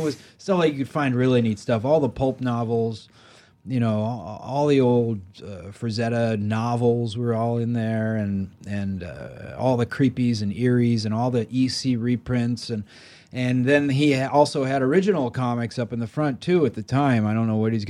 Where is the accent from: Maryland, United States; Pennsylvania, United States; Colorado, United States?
Maryland, United States; I grew up in Maryland, and the thing that really changed my life was, you know, I grew up in kind of the suburbs and it was incredibly boring with nothing to do and it was horrible.